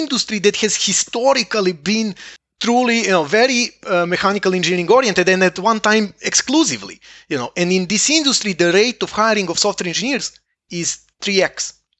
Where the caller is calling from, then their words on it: Estonia; I'm calling from Estonia